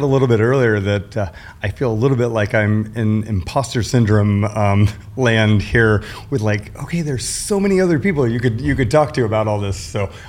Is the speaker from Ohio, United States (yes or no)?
no; Atlanta, Georgia, United States; born there; also born or lived in Washington, D.C. / Marion, Illinois / Leavenworth, Kansas; So I was born in Atlanta, Georgia.